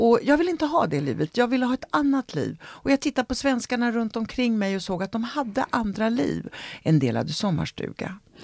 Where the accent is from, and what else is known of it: Sweden; born or raised there; also born or lived in Italy / Rome